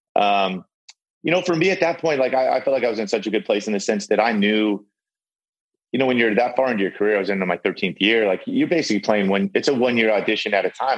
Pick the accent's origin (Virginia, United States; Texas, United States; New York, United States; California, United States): California, United States; San Diego; I'm from I'm from San Diego